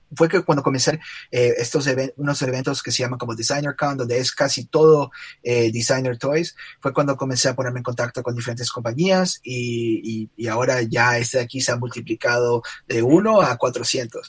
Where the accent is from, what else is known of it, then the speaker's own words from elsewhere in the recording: Guayaquil, Guayas, Ecuador; now in United States; soy de Guayaquil, Ecuador. estudié ah, arte e ilustración aquí en los Estados Unidos